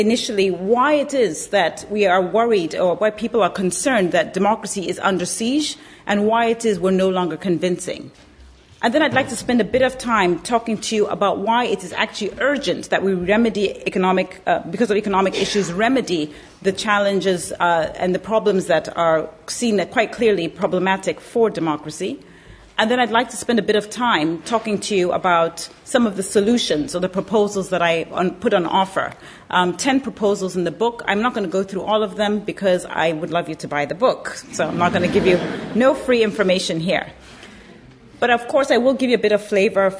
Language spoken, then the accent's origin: English; Zambia; born or raised there; moved away